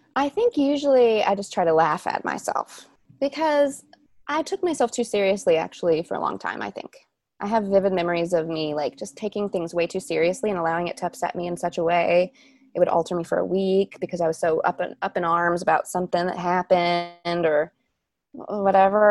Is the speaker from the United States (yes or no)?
yes; Shelbyville, Kentucky, United States; I was born in Shelbyville, Kentucky, and my grandfather had a parade for me down Main Street.